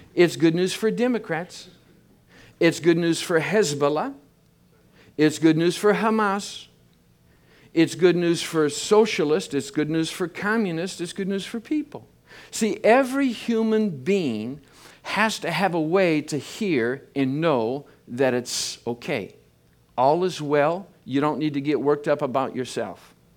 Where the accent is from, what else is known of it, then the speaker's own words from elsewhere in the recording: Michigan, United States; I grew up in Michigan. I'm a, I'm a farm boy.